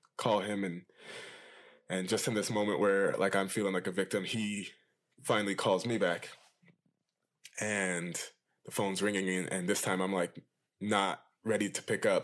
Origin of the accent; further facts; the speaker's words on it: Loma Linda, California, United States; I grew up in this town called Loma Linda. It's in California